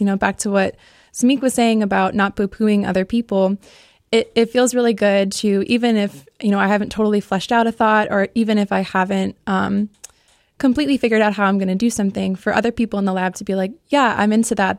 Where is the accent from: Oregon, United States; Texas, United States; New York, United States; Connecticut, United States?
Connecticut, United States; moved away as an adult; now in Ohio, United States; I grew up in Connecticut and then went to University of Connecticut for undergrad